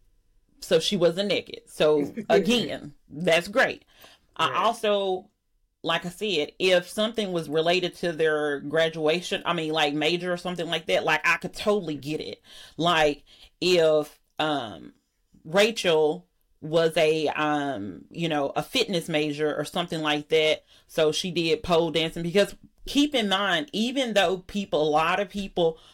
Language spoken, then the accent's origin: English; Alabama, United States; I'm from Alabama